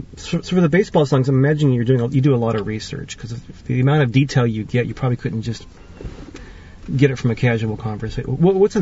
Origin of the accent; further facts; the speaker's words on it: Watsonville, California, United States; I was born and raised here in Watsonville